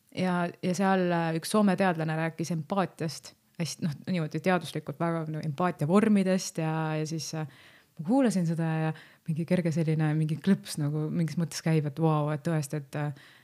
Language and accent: Estonian; Lääne County, Estonia; ma olen ise Läänemaalt pärit